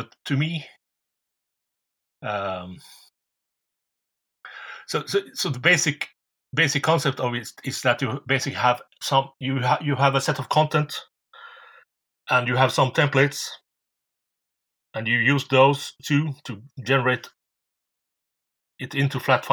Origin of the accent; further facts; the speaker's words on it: Norway; English is a second language; I'm from Norway